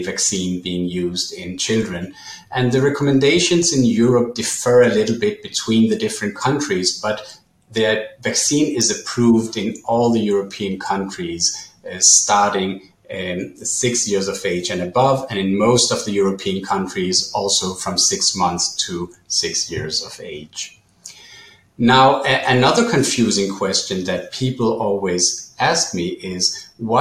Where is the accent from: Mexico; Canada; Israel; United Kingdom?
Israel; in my home country, in Israel